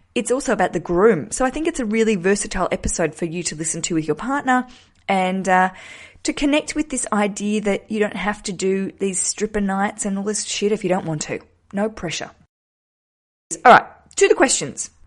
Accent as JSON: {"language": "English", "country": "Australia", "also_born_or_lived": "Hobart, Tasmania", "moved": "as an adult", "lives_now": "London, United Kingdom"}